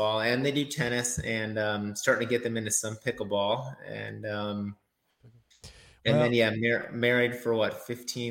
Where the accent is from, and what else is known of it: Minnesota, United States; born or raised there; also born or lived in Sioux City, Iowa / Sarasota, Florida; now in Florida, United States